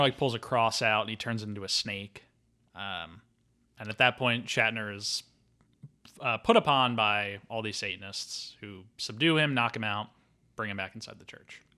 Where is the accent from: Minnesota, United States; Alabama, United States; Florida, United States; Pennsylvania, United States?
Pennsylvania, United States; Philadelphia; I'm from Philadelphia